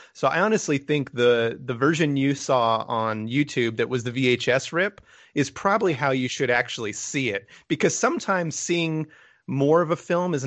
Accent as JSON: {"language": "English", "region": "New Mexico", "country": "United States", "tie": "born or raised there", "said": "I grew up in New Mexico, and so I grew up down at the bottom"}